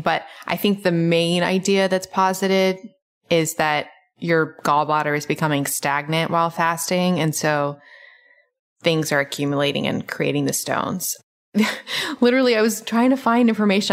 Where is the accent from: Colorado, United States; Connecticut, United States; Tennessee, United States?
Tennessee, United States; Memphis; now in Atlanta, United States; I grew up in Memphis